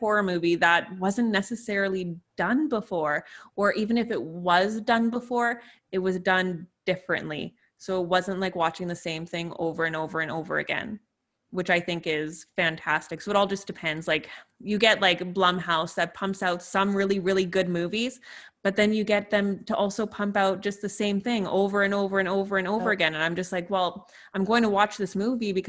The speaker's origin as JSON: {"language": "English", "country": "Canada", "said": "I am from Canada"}